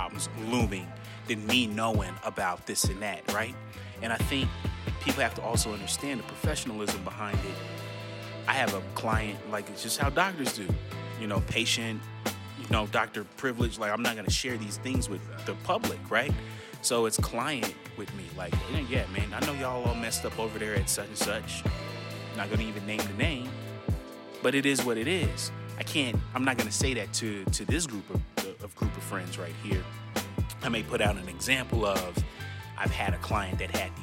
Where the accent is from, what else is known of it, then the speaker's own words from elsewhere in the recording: Denver, Colorado, United States; we grew up in Denver